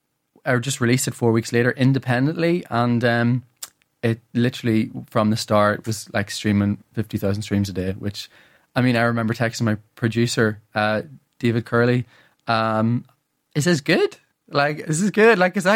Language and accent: English; Ireland; And then obviously I learned the music and did the music all, you know, as many Irish people do growing up.